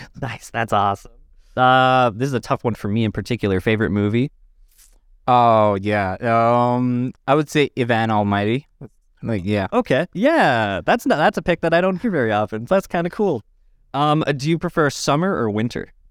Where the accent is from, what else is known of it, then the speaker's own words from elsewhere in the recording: Saudi Arabia; now in London, Canada; I grew up in Saudi Arabia, so I've been eating it my whole life.